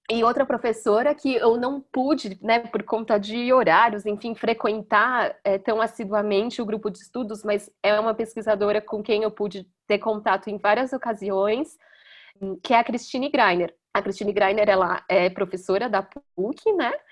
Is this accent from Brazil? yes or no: yes; Brazil; E eu acho que as discussões ali e pensando que nós somos brasileiros estudando Japão, nossa, eu fico pensando, gente, é, é, é um, um, grupo de estudos muito valioso, sabe?